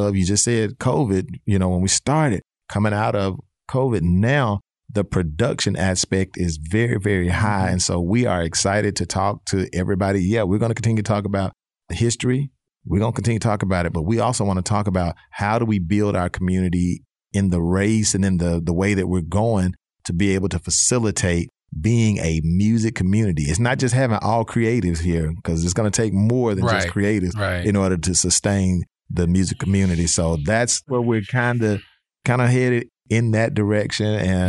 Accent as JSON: {"language": "English", "town": "Marianna", "region": "Arkansas", "country": "United States", "tie": "born or raised there", "said": "I was in Marianna, Arkansas. {S1} Oh, Marianna. {S4} So I claimed Marianna, Arkansas. I became a young man there."}